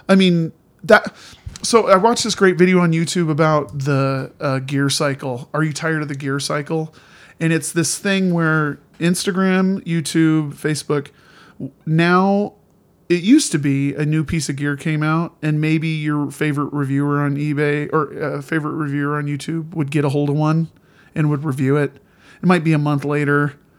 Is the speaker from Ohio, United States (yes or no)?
no; Indiana, United States; moved away; also born or lived in Montana; I grew up in Indiana, uh, as a little kid